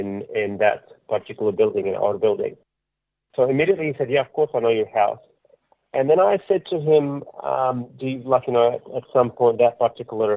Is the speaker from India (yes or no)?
no; Jenin, West Bank, Palestine; now in Sydney, Australia; from the same hometown as I, from Jenin